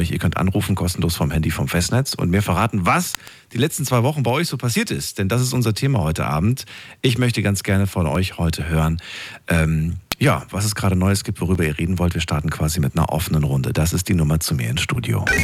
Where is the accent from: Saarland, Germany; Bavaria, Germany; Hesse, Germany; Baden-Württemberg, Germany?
Baden-Württemberg, Germany; Stuttgart; Ich komme aus Stuttgart. Aus Stuttgart.